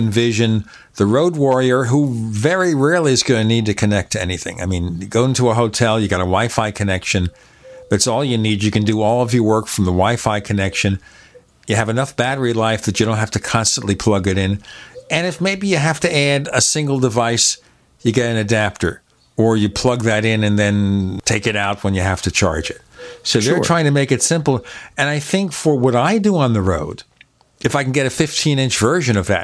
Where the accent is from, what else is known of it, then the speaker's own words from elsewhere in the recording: New York, United States; now in Arizona, United States; I'm from New York